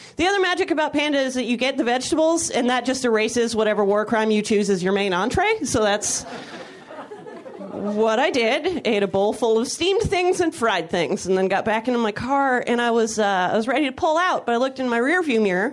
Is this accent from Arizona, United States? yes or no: no; Napa, California, United States; also born or lived in San Francisco, California; now in Los Angeles, United States; I grew up not far from SF. I grew up in Napa, California